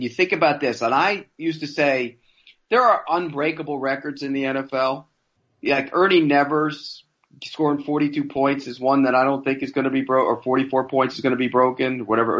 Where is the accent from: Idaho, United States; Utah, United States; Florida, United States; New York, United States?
Florida, United States; South; Growing up in South Florida, in my teenage years